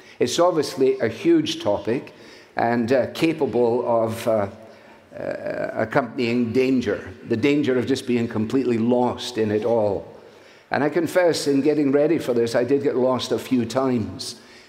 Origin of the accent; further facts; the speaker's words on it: Scotland, United Kingdom; now in United States; I come as a Scot who is very thankful to be a citizen of the United States of America, which is my adopted home.